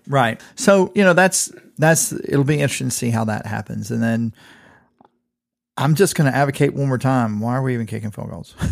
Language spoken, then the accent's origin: English; Southeast Georgia, United States; moved away; also born or lived in Illinois; I'm from Southeast Georgia. It's only an hour from my parents' house